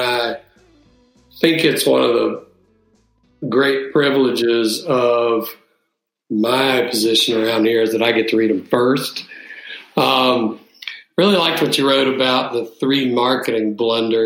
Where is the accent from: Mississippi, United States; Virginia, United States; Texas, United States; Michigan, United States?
Mississippi, United States; Jackson; We had one of the largest Coca-Cola bottlers in Jackson, where I grew up